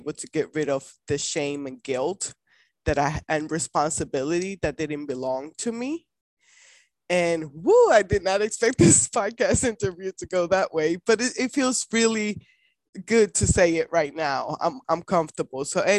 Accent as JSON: {"language": "English", "country": "Puerto Rico", "said": "family, I am from Puerto Rico, and we don't have the sex conversation till like it's too late."}